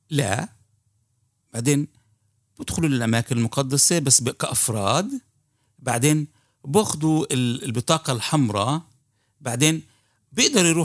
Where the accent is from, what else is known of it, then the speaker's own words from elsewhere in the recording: Palestine; هاي الاشياء بنبدا نفهمها احنا كفلسطينيه